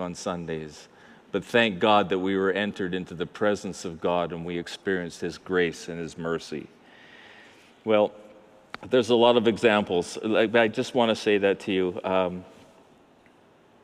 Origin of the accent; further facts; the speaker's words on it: Abbotsford, British Columbia, Canada; I'm from Mennonite Central called Abbotsford. And when I grew up, the Mennonites ran Clearbrook and we ran the rest of the city